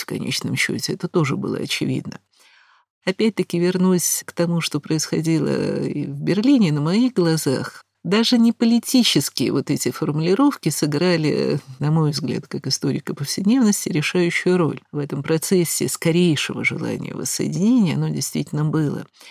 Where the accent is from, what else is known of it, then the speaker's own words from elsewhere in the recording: Moscow, Russia; слыша мой акцент, естественно, спросив, откуда я, из Москвы, из Советского Союза